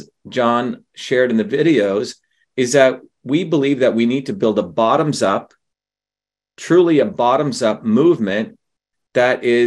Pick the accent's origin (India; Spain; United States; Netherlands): India; moved away; growing up in India, which has an oppressive caste system.